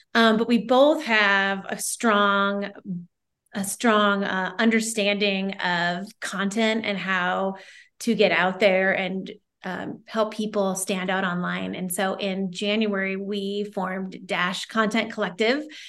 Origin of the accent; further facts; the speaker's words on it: Omaha, Nebraska, United States; moved away as an adult; now in Bend, United States; I live in Bend, Oregon. I'm originally from Omaha, Nebraska, but I fled Nebraska almost twenty years ago